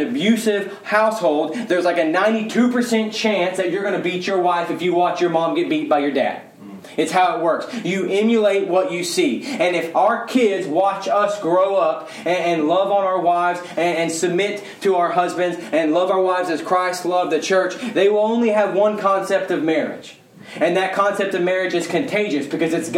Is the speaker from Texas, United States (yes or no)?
yes; Mesquite, Texas, United States; Born and raised in Mesquite, wear cowboy boots